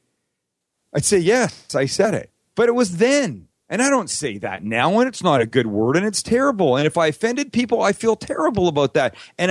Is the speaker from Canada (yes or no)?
yes; Vancouver, British Columbia, Canada; I grew up in Vancouver, Canada